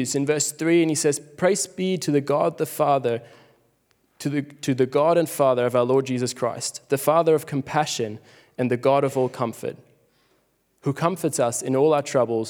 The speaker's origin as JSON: {"language": "English", "country": "Switzerland", "tie": "born or raised there", "moved": "as an adult", "lives_now": "Australia", "said": "growing up in Switzerland, it's very similar to Australia"}